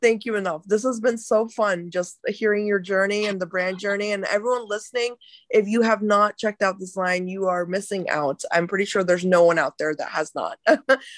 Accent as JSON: {"language": "English", "country": "India", "said": "as an Indian woman"}